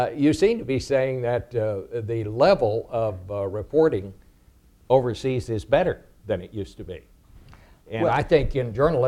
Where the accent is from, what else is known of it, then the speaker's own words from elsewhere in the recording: Texas, United States; moved away; as a young reporter growing up in Texas